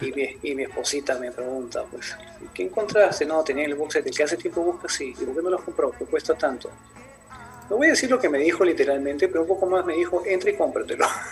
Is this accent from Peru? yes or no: yes; Peru; soy de Perú